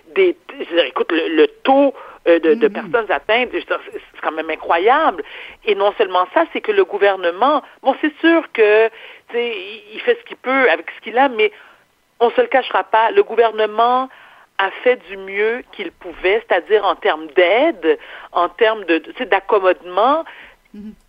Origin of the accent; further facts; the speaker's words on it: Quebec, Canada; also born or lived in New York / Paris; je suis née au Québec